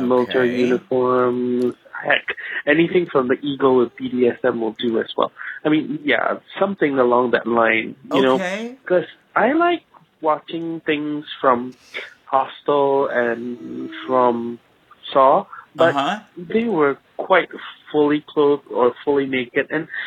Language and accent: English; Singapore; I'm from Singapore. In the middle of Southeast Asia